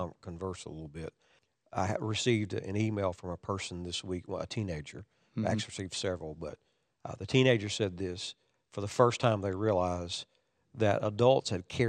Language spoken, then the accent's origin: English; Kentucky, United States; I grew up in a sheltered time. It was at the end of the Vietnam War, and being that I was from Kentucky and the hills of Kentucky, I really wasn't exposed to it.